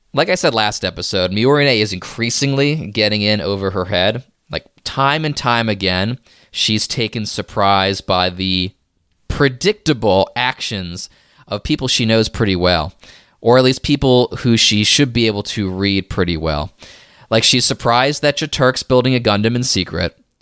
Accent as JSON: {"language": "English", "country": "United States", "said": "I'm an American here"}